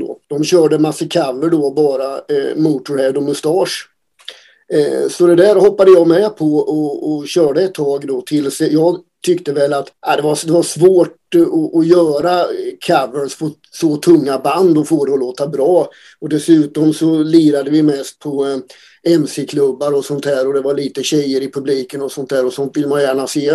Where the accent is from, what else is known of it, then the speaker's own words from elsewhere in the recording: Oskarshamn, Kalmar County, Sweden; Vi kommer från Oskarshamn